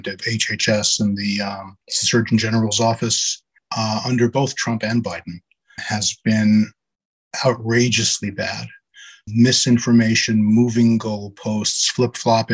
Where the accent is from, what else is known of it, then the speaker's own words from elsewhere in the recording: New York City, New York, United States; I was born and raised in Brooklyn, New York. I'm a lifelong New Yorker